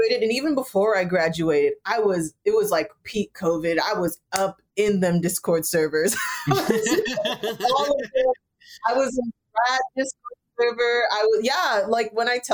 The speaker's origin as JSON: {"language": "English", "area": "Bay Area", "region": "California", "country": "United States", "tie": "born or raised there", "said": "I am originally from the Bay Area. I'm Jamaican American. I'm first gen. I was born here"}